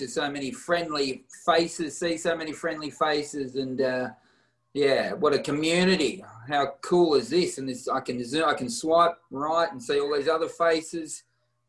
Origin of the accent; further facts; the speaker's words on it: Warrnambool, Victoria, Australia; now in Melbourne, Australia; I grew up in Warrnambool, which is a town past Geelong